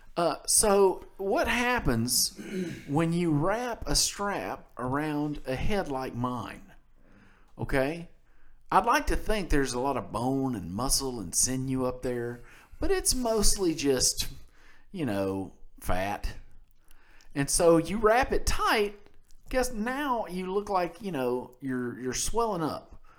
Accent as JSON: {"language": "English", "region": "Mississippi", "country": "United States", "said": "we're from Mississippi."}